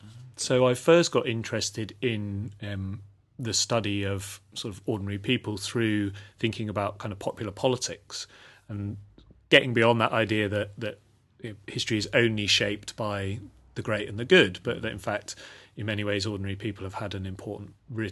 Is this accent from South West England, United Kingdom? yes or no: yes; Portishead, South West England, United Kingdom; now in Devon, United Kingdom; But I've lived in the West Country for most of my life, growing up in Portishead, and now living in having lived in Devon for the last 10 years.